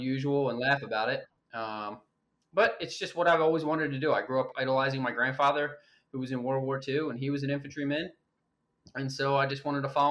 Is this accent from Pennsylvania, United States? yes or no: yes; Philadelphia, Pennsylvania, United States; moved away as an adult; also born or lived in Western Michigan; now in Maryland, United States; I grew up in Philadelphia, or suburbs right outside Philadelphia.